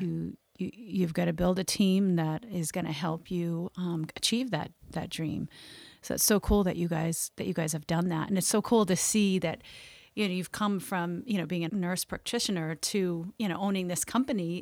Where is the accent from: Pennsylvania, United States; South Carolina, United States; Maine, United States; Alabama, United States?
Maine, United States; I grew up here in Maine